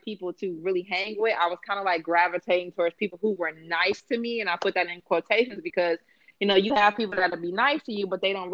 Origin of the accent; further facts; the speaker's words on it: Chicago, Illinois, United States; moved away as an adult; I moved away from Chicago when I was 25